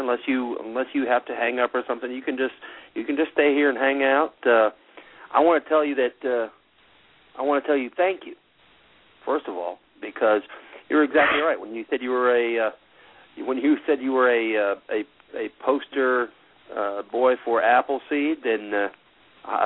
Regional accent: United States; I'm an American.

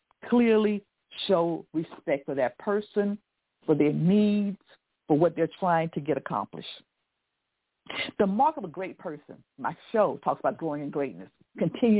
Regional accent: the South, United States; I'm from the South, and so we always said please and thank you, and my parents were pretty strict

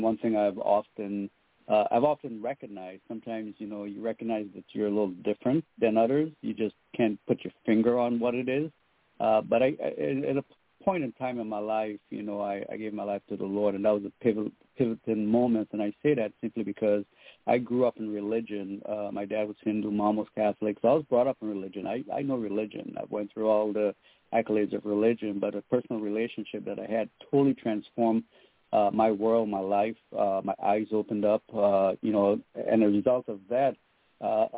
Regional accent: U.S. Virgin Islands; also born or lived in Trinidad and Tobago / Florida; now in Seattle, United States; I was born in Trinidad and Tobago in the Caribbean. I grew up in St. Croix in the U.S. Virgin Islands

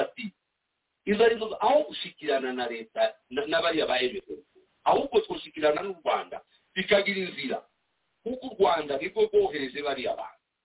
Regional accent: DR Congo; accent: Kinyamulenge; first language Kinyamulenge; turi abanyekongo bavundi batwitwa abarwandafone ntabwo turi abarwandafone turi abantu bavuga ururimi rw'ikinyamurenge

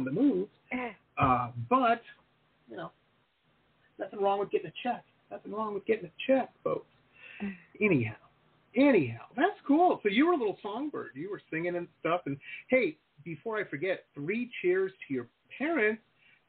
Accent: Detroit, Michigan, United States; now in South Florida, United States; And we grew up in Detroit. You know, we were living in Detroit at the time, Metro Detroit.

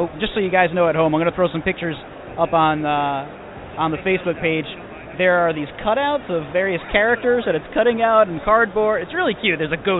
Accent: New York City, New York, United States; right here, right in my backyard here in my hometown of Queens, New York.

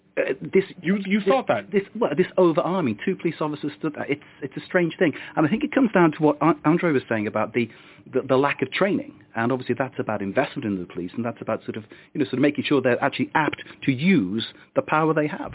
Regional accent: United Kingdom; now in France; as a Brit

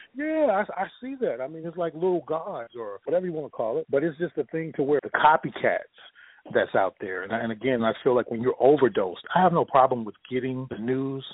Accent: Orange, Texas, United States; I'm from Orange, Texas

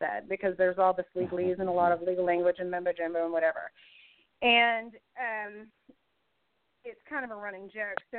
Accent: Indiana, United States; my home state

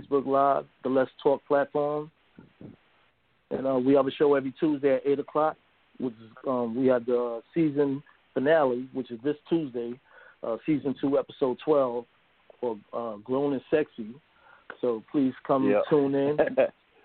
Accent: New York City, New York, United States; That's where I'm originally from, Harlem, New York. So I grew up around the Renaissance

